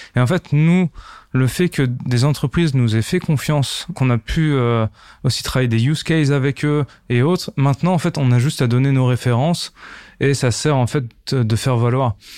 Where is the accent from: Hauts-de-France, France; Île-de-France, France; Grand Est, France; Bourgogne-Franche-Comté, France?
Grand Est, France; Nancy; Je suis originaire de Nancy et plus particulièrement du petit village qui s'appelle Bouxerodam à côté de Nancy